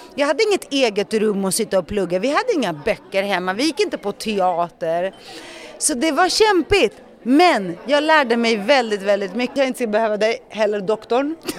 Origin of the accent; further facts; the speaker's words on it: Stockholm, Stockholm County, Sweden; Swedish is a second language; Så jag växte upp med en ensamstående mamma med tre barn i Rinkeby